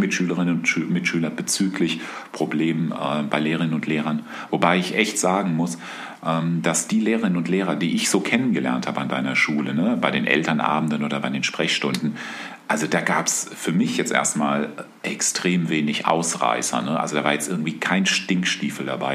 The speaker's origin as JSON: {"language": "German", "town": "Aschaffenburg", "region": "Bavaria", "country": "Germany", "tie": "born or raised there", "said": "Also ich weiß, dass ich als Jugendlicher in der Stadtbibliothek von Aschaffenburg war"}